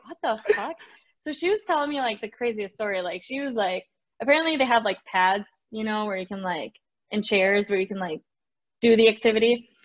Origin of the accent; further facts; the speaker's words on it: Mexico; also born or lived in Wisconsin; now in Arizona, United States; I'm from Mexico